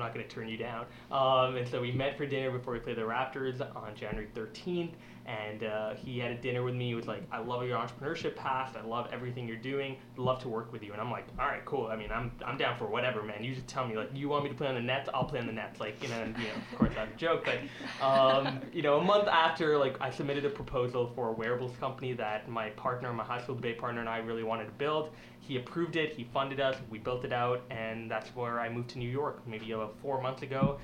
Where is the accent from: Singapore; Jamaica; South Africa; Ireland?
Singapore; now in Canada; I was born in Singapore